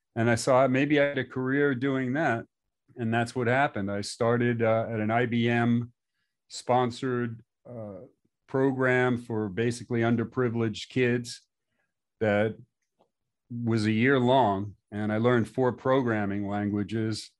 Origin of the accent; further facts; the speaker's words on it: New York, United States; moved away as an adult; also born or lived in Long Beach, California; my neighborhood where I grew up in New York